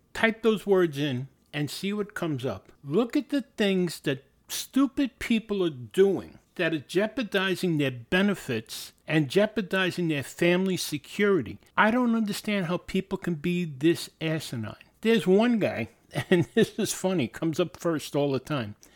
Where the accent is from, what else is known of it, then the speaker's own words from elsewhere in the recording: New York City, New York, United States; It's about growing up in New York City, uh, particularly the Bronx. The Bronx was a great place to grow up